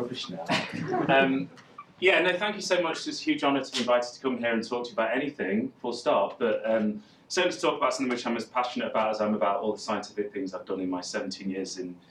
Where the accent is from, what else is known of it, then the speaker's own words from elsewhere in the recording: Derby, East Midlands, United Kingdom; I grew up in Derby, a working class town in the East Midlands.